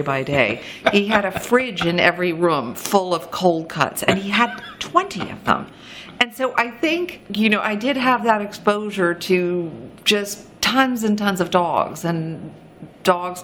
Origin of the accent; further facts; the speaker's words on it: New York City, New York, United States; I grew up in New York City